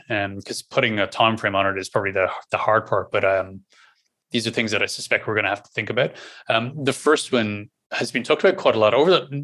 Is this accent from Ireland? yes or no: yes; Ireland; accent: Irish; my normal Irish accent